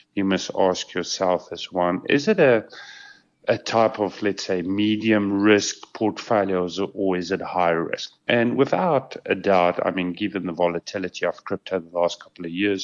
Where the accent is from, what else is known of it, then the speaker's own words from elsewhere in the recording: South Africa; As a South African